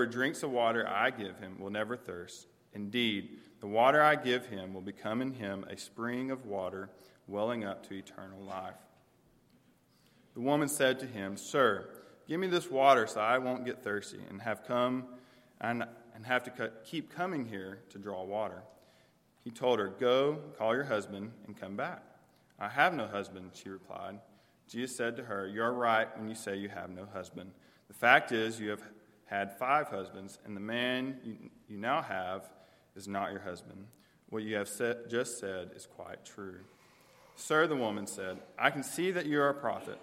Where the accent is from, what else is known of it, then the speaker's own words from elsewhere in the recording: Omaha, Texas, United States; also born or lived in College Station, Texas / Texarkana, Texas / Winnsboro, Texas; I grew up in Omaha, Texas